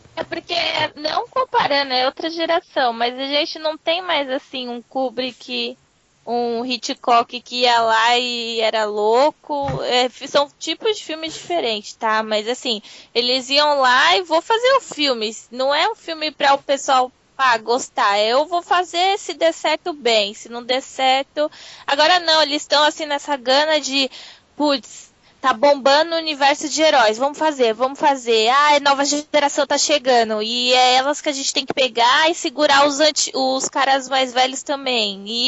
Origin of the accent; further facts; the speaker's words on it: Northeast Region, Brazil; Eu sou do Nordeste